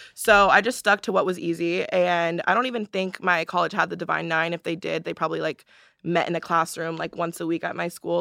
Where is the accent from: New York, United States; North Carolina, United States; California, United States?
California, United States; Palos Verdes; I'm from Palos Verdes, California